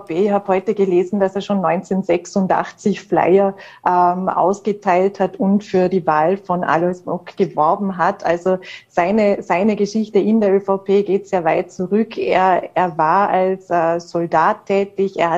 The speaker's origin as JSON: {"language": "German", "region": "Vorarlberg", "country": "Austria", "said": "den wir ja immer für uns als Vorarlberger quasi verbuchten"}